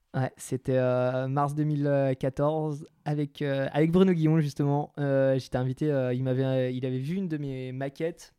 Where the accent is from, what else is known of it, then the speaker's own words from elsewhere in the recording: Territoire de Belfort, Bourgogne-Franche-Comté, France; now in Grenoble, France; Euh, en dessous de l'Alsace, territoire de Belfort, en Franche-Comté